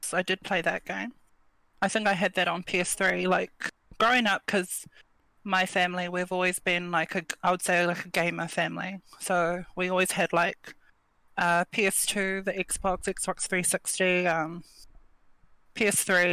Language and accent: English; Wellington, New Zealand; I'm from Wellington